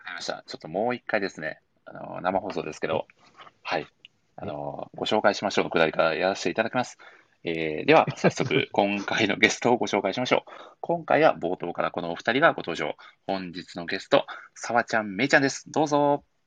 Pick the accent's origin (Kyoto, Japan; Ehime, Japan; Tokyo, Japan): Ehime, Japan; Matsuyama; 私の地元、愛媛県は松山市発祥。